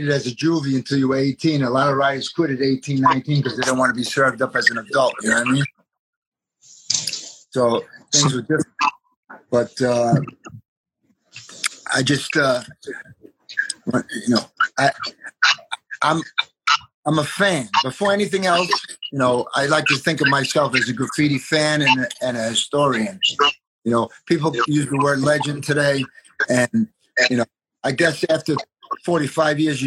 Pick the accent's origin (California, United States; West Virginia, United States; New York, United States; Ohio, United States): New York, United States; New York City; moved away; also born or lived in Brooklyn / Arizona; I was born in Brooklyn, raised in Queens